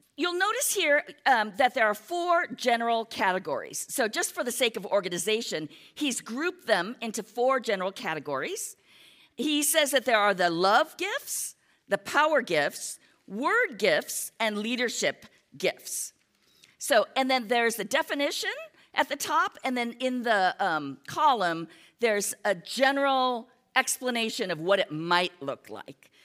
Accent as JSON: {"language": "English", "country": "United States", "said": "we're American, many of us are Americans"}